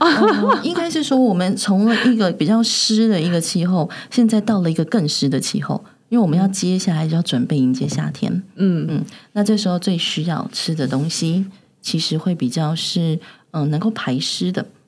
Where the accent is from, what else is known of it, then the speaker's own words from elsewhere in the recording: Taiwan; 我们台湾人